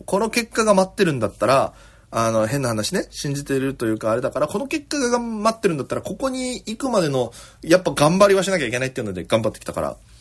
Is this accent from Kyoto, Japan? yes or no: no; Okinawa, Japan; now in Tokyo, Japan; 私県出身で現在東京でフリーのピン芸人として活動しております